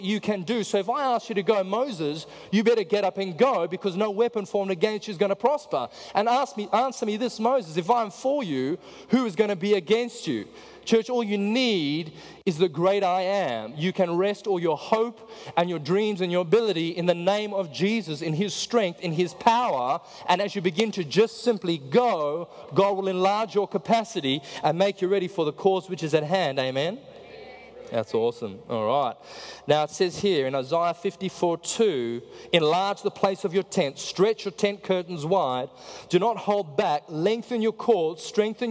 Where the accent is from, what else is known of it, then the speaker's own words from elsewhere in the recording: South Africa; I'm from South Africa